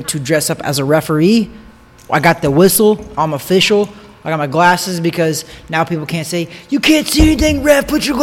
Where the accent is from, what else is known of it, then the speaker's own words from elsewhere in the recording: Osborn, Missouri, United States; now in Orlando, United States; I grew up in Osborne, Missouri